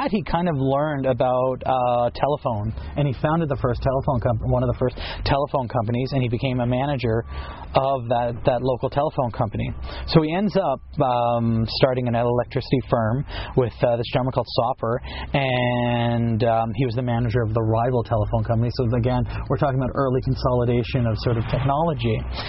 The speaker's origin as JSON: {"language": "English", "country": "Ireland", "said": "And as an Irishman, it's always a thrill to be able to talk about our own."}